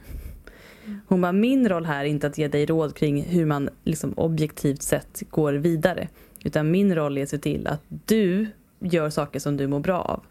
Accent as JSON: {"language": "Swedish", "country": "Sweden", "said": "som svensk"}